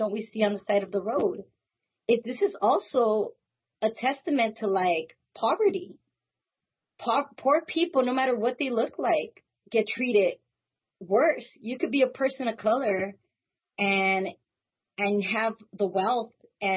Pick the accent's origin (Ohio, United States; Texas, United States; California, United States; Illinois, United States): California, United States; Los Angeles; I grew up there my whole life. I was there for the first 20-something years of my life